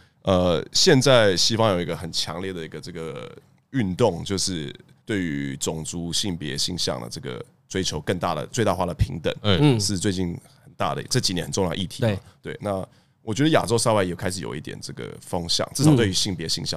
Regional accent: Taiwan; 我觉得那是因为我们台湾人可能有，我作为亚洲人又是比较特别的存在，因为我们有很大的身份认同的问题。

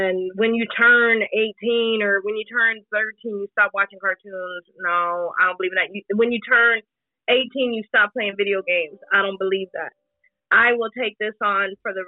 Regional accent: Des Moines, Iowa, United States; I'm from Des Moines, Iowa

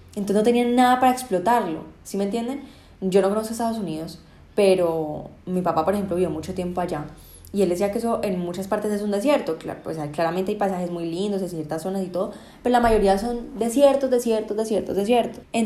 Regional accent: Colombia

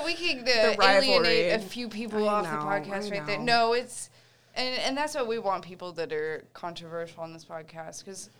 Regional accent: Tulsa, Oklahoma, United States; I'm from Tulsa, which as much crap as Dustin gives me for it, I love Tulsa because I grew up from like the age of 15.

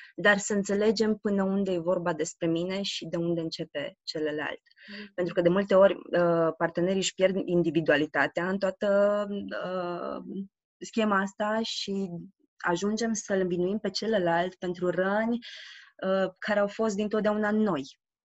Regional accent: Romania; am crescut în România

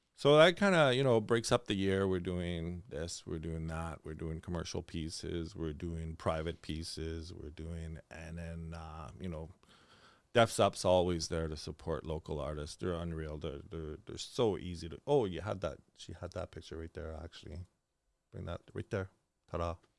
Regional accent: Hearst, Ontario, Canada; moved away as an adult; now in Thunder Bay, Canada; I'm actually born and raised in Hearst

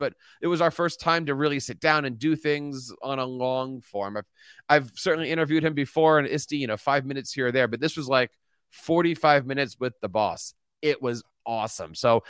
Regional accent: Philadelphia, Pennsylvania, United States; Philly's my hometown.

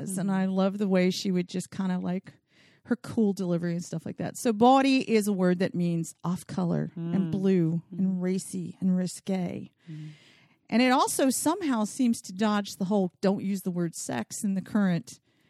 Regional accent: the South, United States; And I'm from the South and I can't say it right, but I just always love the word.

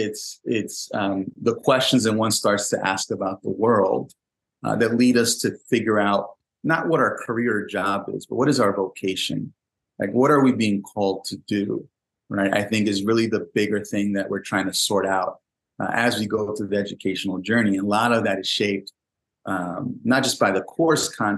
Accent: New York City, New York, United States; when I was a young kid growing up in the Bronx

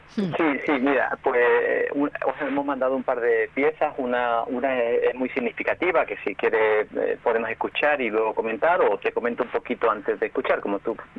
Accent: Seville, Andalusia, Spain; mi pueblo de Sevilla

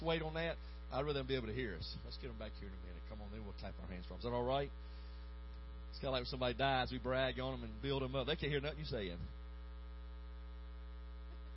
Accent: Alabama, United States; moved away; Alabama's my home state

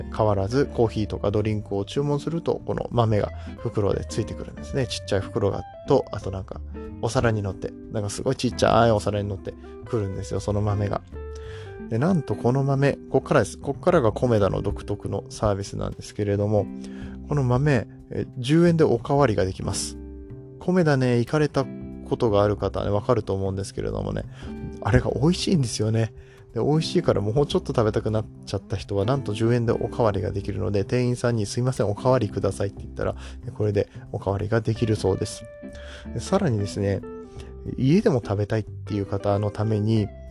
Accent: Nagoya, Aichi, Japan; moved away as an adult; now in Kobe, Japan; 実は僕も名古屋なんですよ、出身が。えー、ほとんどずっと人生の大半を名古屋で過ごしておりまして、え神戸に今は住んでいるんですけれども

